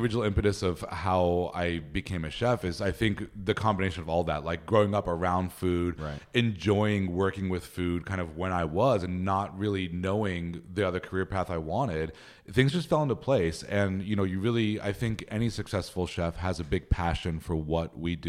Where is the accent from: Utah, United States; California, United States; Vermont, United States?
California, United States; Upland; In Upland, California.